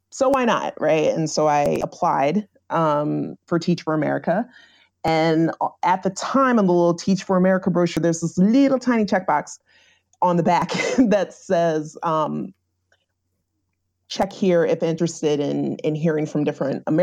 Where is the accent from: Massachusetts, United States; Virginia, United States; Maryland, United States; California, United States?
Virginia, United States; moved away as an adult; now in Rhode Island, United States; I'm originally from Virginia.